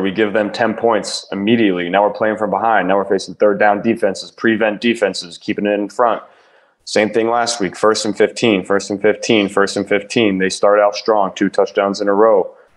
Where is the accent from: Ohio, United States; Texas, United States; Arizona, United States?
Ohio, United States; I'm from Ohio